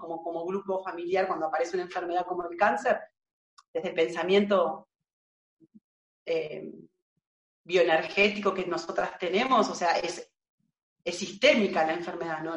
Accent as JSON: {"language": "Spanish", "town": "Marcos Paz", "region": "Buenos Aires Province", "country": "Argentina", "tie": "born or raised there", "said": "acá, en mi pueblo, en Marcos Paz, que queda en la provincia de Buenos Aires. Es un pueblo de 40.000 habitantes donde yo nací."}